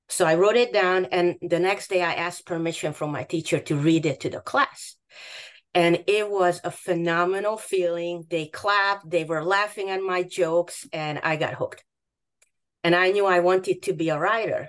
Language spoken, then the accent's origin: English; Hungary; English is a second language; moved away as an adult; also born or lived in Boston; now in United States; My background is that I grew up in Hungary.